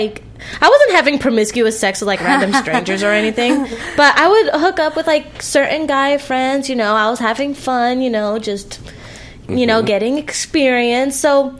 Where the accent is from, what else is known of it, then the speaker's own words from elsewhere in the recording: Philippines; I come from a very conservative Filipina family. Mm-hmm. I was raised by my grandfather, and he's Filipino